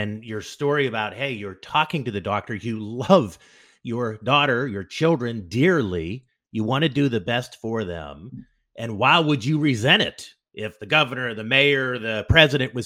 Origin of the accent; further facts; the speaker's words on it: United States; as an American